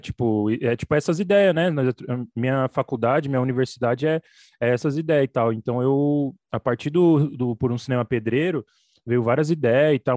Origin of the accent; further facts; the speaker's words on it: São Paulo, Brazil; eu moro aqui em São Paulo, entendeu? Odeio São Paulo, nem me considero de São Paulo, sou do Capão Redondo